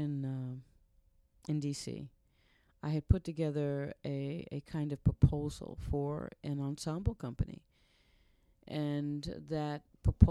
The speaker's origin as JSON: {"language": "English", "town": "New York City", "region": "New York", "country": "United States", "tie": "born or raised there", "moved": "as an adult", "lives_now": "Knoxville, United States", "said": "I grew up in New York City"}